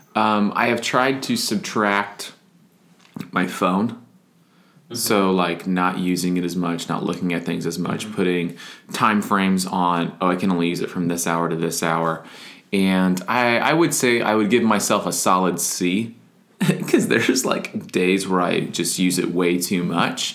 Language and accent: English; Florida, United States; moved away; also born or lived in Wisconsin / Nashville; I grew up in Florida, so we had Publix